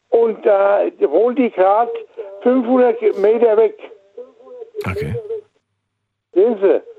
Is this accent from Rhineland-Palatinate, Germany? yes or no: yes; Rhineland-Palatinate, Germany; Aus Rheinland-Pfalz.